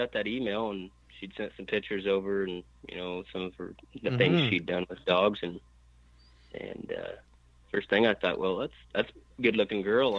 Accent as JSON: {"language": "English", "region": "Colorado", "country": "United States", "tie": "born or raised there", "also_born_or_lived": "Nevada", "said": "I was born in Colorado and raised for the most part in Colorado, and then my family grew up in Nevada quite a bit too."}